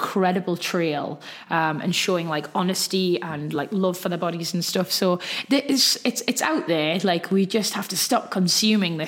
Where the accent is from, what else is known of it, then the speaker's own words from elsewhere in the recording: Geordie, North East England, United Kingdom; accent: Geordie; my Geordie accent